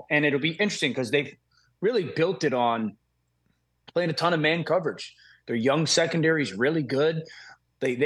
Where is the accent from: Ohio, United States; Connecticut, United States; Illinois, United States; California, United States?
Connecticut, United States; I grew up in Connecticut